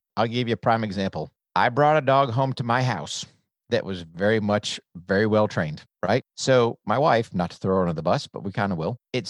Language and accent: English; New Hampshire, United States; So I grew up in New Hampshire, came from a military family.